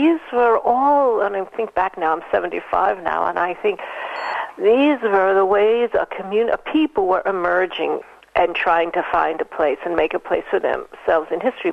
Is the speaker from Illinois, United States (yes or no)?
no; New York City, New York, United States; Living in New York City, in the Bronx. I was born in the Bronx